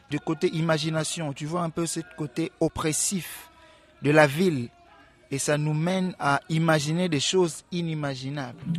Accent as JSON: {"language": "French", "region": "Kinshasa", "country": "DR Congo", "said": "Moi je suis villageois de Kin. Mon village c'est Kinshasa."}